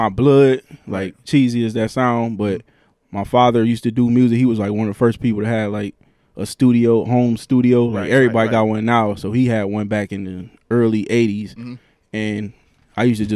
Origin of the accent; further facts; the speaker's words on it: Cleveland, Ohio, United States; I'm an artist from Cleveland